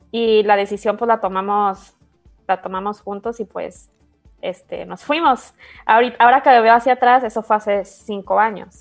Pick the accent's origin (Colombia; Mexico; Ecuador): Mexico; Guadalajara, Jalisco; moved away as an adult; also born or lived in Dubai, United Arab Emirates; soy de Guadalajara